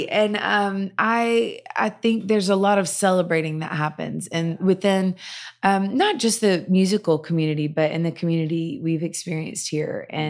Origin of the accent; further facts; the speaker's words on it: Nashville, Tennessee, United States; I grew up in Nashville and then we met in Knoxville.